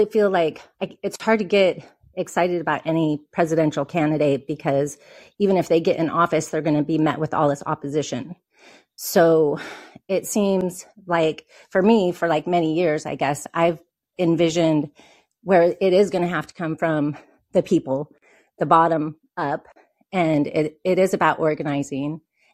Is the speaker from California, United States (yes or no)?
no; Oregon, United States; I'm from Oregon too